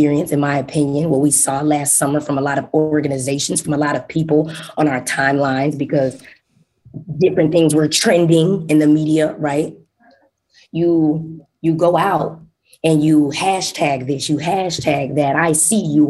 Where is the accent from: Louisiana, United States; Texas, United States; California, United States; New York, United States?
Texas, United States; Dallas; moved away as an adult; now in Urbana-Champaign, United States; born and raised in Dallas, Texas